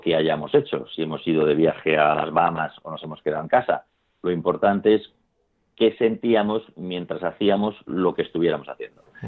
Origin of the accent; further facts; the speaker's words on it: Spain; moved away; nosotros somos los españoles buenos